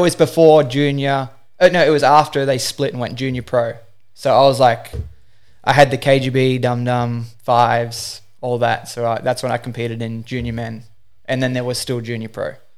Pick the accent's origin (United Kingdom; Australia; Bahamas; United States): Australia; Newcastle, New South Wales; I'm from Newcastle, Australia. I started wakeboarding in two thousand five. I was eight years old